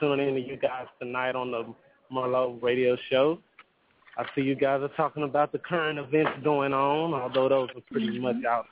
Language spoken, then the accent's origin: English; Dallas, Texas, United States; accent: country; moved away as an adult; now in New York City, United States; I am from Dallas, Texas